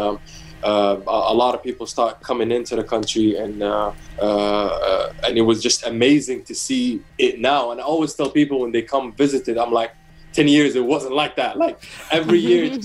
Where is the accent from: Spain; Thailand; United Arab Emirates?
United Arab Emirates; Abu Dhabi; growing up in Abu Dhabi, I worked in the F1 in 2009 as an usher